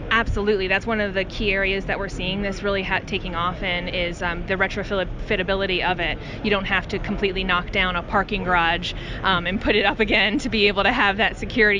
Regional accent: Wilkes-Barre, Pennsylvania, United States; a tornado ripped through my hometown of Wilkes-Barre, Pennsylvania

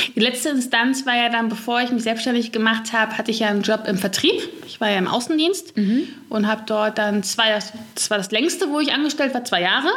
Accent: Gelsenkirchen, North Rhine-Westphalia, Germany; ich komme aus Gelsenkirchen. Gelsenkirchen ist eigentlich so im Ruhrpott

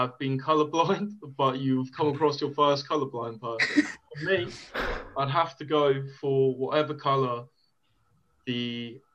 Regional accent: Dublin, Leinster, Ireland; moved away; I'm from Ireland originally. I was born and raised in Dublin

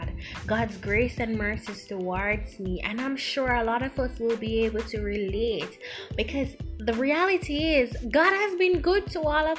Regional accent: Jamaica; accent: Jamaican; I'm Jamaican, by the way. You'll hear my accent if you haven't picked it up as yet.

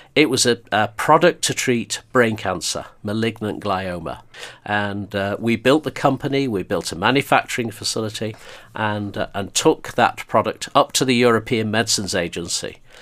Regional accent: Blackpool, North West England, United Kingdom; moved away as an adult; also born or lived in Birmingham / Stoke; I grew up in Blackpool

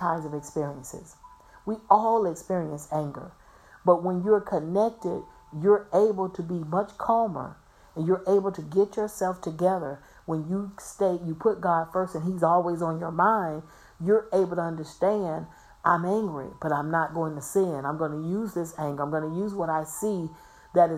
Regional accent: Florida, United States; I'm from Florida. I was born and raised in Florida

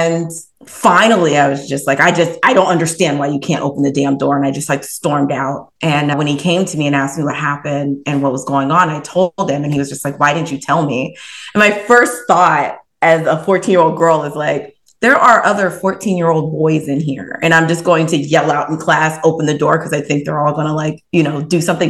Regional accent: Columbus, Ohio, United States; now in Cleveland, United States; I grew up in Columbus, Ohio, and now I am located in Cleveland

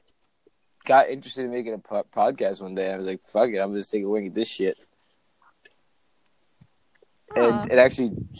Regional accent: New Jersey, United States; I'm from New Jersey

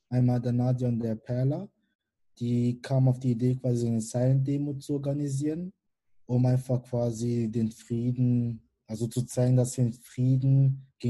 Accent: Karlsruhe, Baden-Württemberg, Germany; born there; Ähm, ich bin 22 Jahre alt und bin gebürtiger Karlsruhe. Ähm, meine Eltern kommen ursprünglich aus Kamerun.

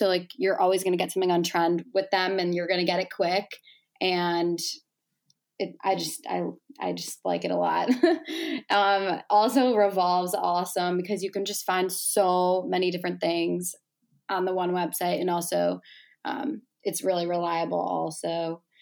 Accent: Chicago, Illinois, United States; I'm from Chicago

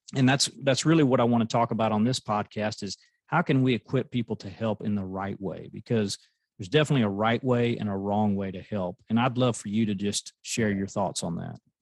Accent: United States

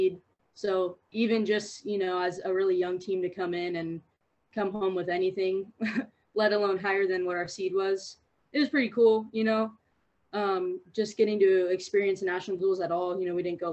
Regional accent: Long Beach, California, United States; moved away; I'm from Long Beach, California

